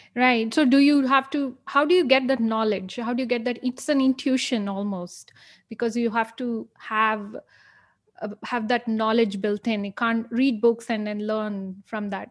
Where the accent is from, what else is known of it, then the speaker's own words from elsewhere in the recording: India; I'm from India